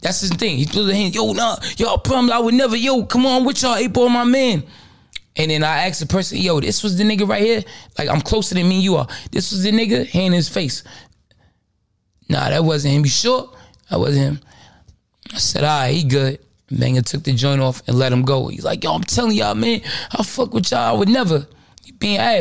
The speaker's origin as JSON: {"language": "English", "town": "New York City", "region": "New York", "country": "United States", "said": "I'm really from Brooklyn"}